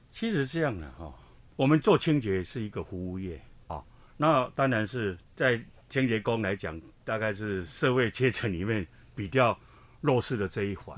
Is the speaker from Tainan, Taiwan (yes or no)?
no; Hsinchu, Hsinchu City, Taiwan; 其实我出生在基层，我们的，我的家乡 在香山